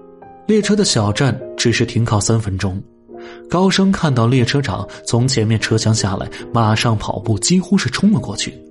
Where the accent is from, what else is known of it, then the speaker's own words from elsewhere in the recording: Jiangxi, China; 再从韶关转跨省际公路客运到江西信丰。当然，从信丰县到我老家还有七十公里的山路。